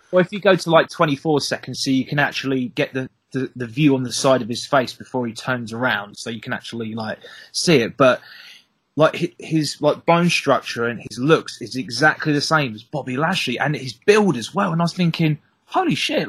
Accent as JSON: {"language": "English", "area": "the Southeast", "region": "South East England", "country": "United Kingdom", "said": "I'm not from the West Country. I'm from the Southeast."}